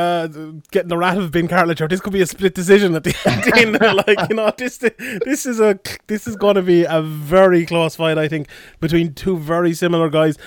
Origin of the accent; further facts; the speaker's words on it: Ireland; I'm biased Irish